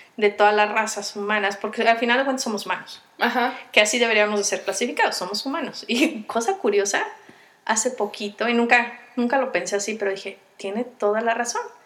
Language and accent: Spanish; Michoacán, Mexico; moved away; also born or lived in State of Mexico; yo nací en Michoacán, pero estuve viviendo en el Estado de México